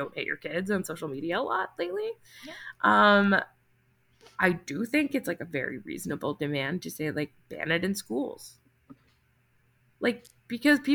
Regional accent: New Jersey, United States; My home state of New Jersey

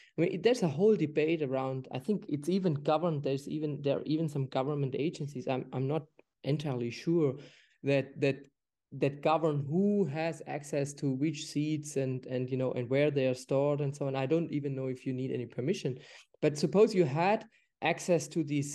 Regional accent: Germany; moved away; I'm from Germany originally.

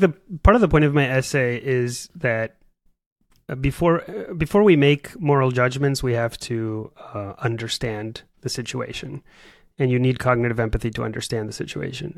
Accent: Paraguay; now in United States; I'm from Paraguay, South America

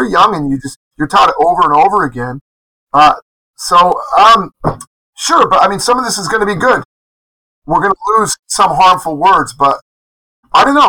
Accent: Olympia, Washington, United States; moved away as an adult; now in South Korea; the Evergreen State College in my hometown of Olympia, Washington

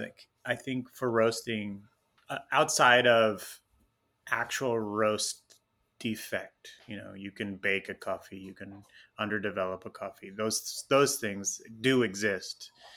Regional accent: Houston, Texas, United States; also born or lived in Tucson, Arizona; now in Los Angeles, United States; I was born and raised in Houston, Texas

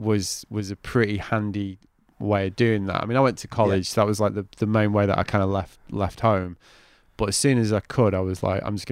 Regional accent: the Northwest, North West England, United Kingdom; now in Brighton, United Kingdom; I'm from the Northwest as well.

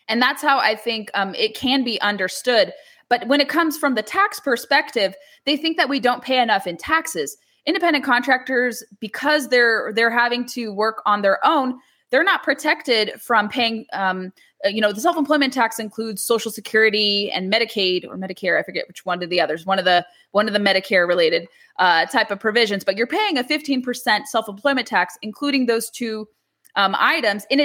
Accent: California, United States; because it's California, of course, my home state

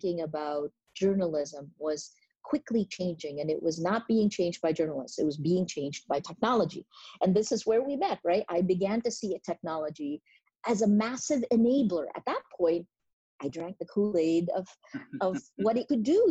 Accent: New Jersey, United States; born or raised there; now in Philippines

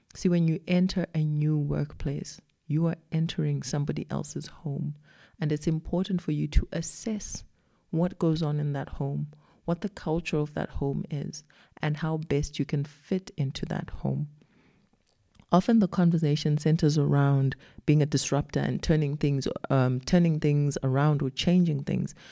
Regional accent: Zimbabwe; moved away as an adult; now in South Africa; I wasn't born and raised in South Africa. I came to South Africa as a young adult and then I grew up here. But where I grew up, which was in Zimbabwe

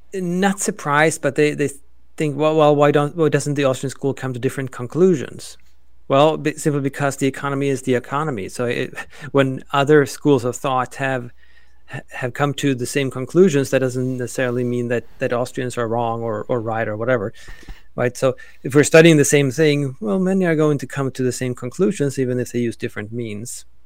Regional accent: Sweden; also born or lived in Oklahoma; now in United States; I am originally from Sweden, now an American

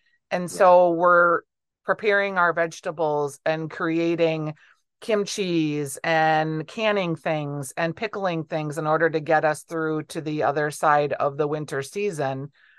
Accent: Minneapolis, Minnesota, United States; as a Twin Cityan

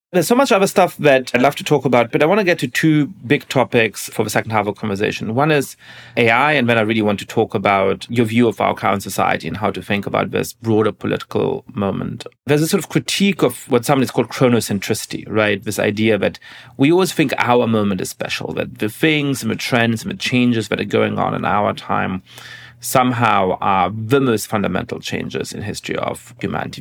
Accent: Germany; moved away; growing up in Germany

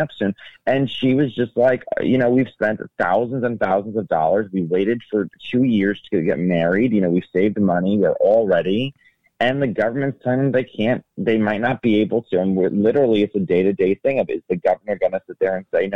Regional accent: New York City, New York, United States; when I was growing up in New York City

